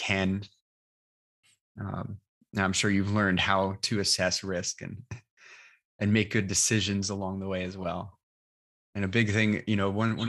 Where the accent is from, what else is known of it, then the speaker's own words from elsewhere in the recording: New York, United States; accent: New York; moved away; my New York accent comes out